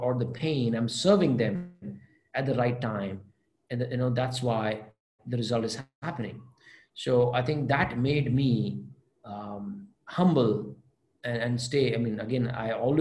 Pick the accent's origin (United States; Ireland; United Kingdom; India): India; Adipur, Gujarat; English is a second language; moved away; I did not go out of Kutch. I was born in Adipur, Gujarat